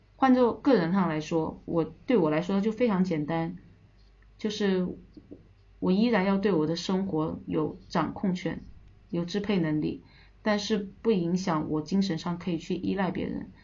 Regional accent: Hainan, China; moved away as an adult; also born or lived in Shenzhen / Russia; 那海南它刚好是这里的，呃，成长的一个地方

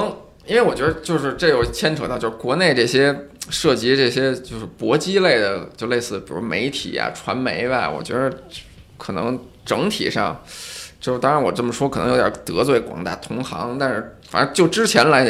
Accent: Shanghai, China; 那必须是顶级的这种大咖，我上海人才会买账。

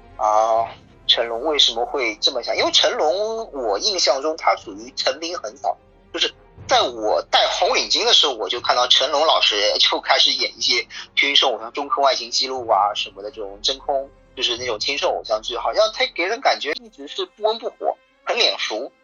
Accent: Shanghai, China; 我们上海

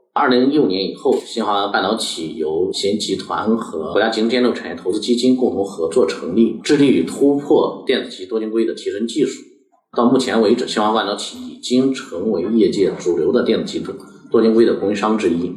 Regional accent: China; 我们中国人

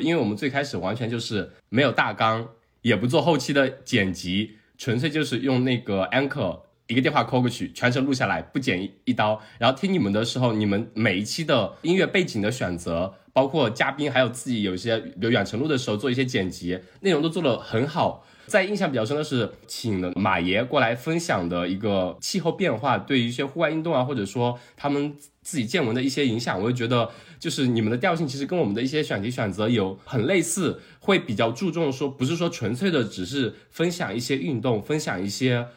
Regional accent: Jiangsu-Zhejiang, China; 比起我们两个江浙人要好很多

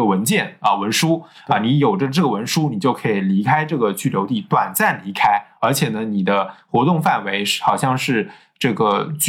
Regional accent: China; 因为我们是中国人

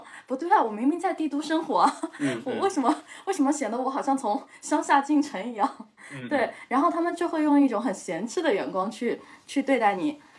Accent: Hangzhou, Zhejiang, China; moved away as an adult; now in Beijing, China; 因为我是杭州人嘛，虽然我在北京

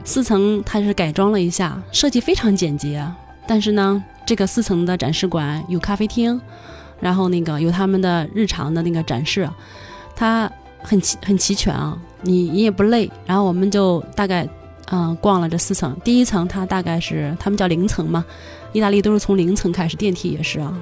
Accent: Beijing, China; 跟咱们北京人好像很相，跟中国人很相似

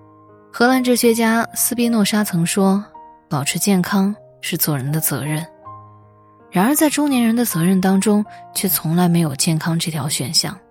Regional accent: Hubei, China; 还记得年初疫情爆发，作为湖北人封锁在家，每天害怕的反复量体温

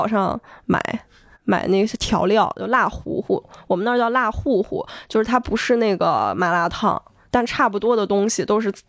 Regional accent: Yinchuan, Ningxia, China; 因为你刚刚说的就是我的家乡的那些呃诗和远方，就是你感觉很美好那些东西

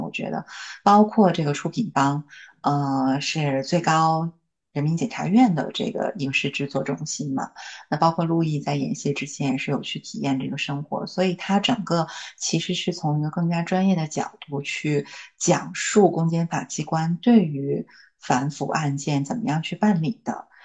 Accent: China; 我们大陆的

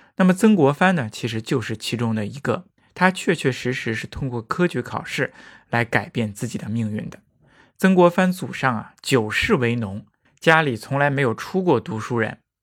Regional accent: China; 对于我们中国人来说实在是太重要了

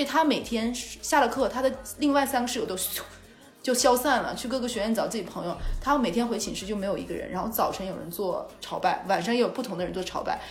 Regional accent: Jilin, China; moved away as an adult; also born or lived in Wuhan; 我是东北人嘛

